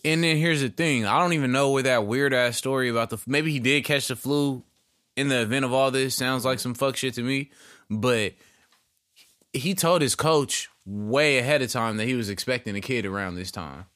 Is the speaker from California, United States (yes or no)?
yes; Northern California, United States; I'm from Northern California.